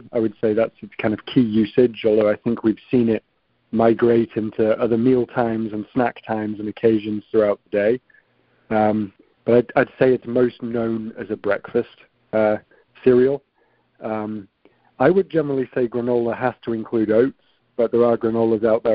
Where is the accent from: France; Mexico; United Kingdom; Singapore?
United Kingdom; the north of England; moved away as an adult; now in New York, United States; small rough and tumble town in the north of England